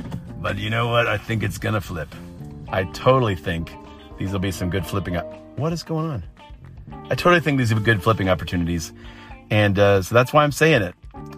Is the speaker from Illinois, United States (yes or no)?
no; Akron, Ohio, United States; I'm the guy from Akron.